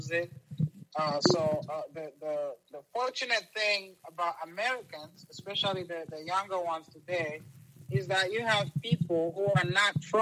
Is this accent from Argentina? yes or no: no; Lusaka, Lusaka Province, Zambia; also born or lived in Kigali, Rwanda; now in United States; I grew up in Lusaka, Zambia. It's in the slums.